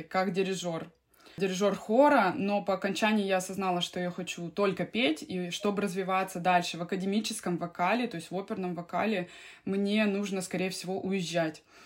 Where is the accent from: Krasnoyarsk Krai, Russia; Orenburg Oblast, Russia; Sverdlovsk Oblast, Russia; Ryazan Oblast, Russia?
Krasnoyarsk Krai, Russia; Krasnoyarsk; now in Finland; я родилась в Красноярске, в Сибири, и, э, в общем, там и росла